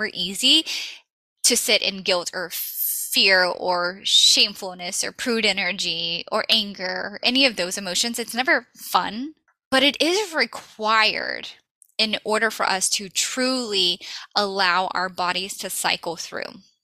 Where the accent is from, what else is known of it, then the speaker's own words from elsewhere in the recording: the South, Southern United States, United States; I'm a Southern girl. I grew up on Southern fried food